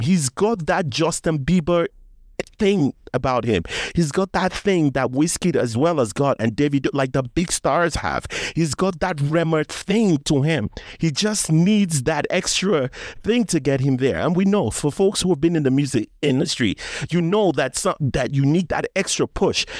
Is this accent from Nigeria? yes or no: yes; Nigeria; I'm Nigerian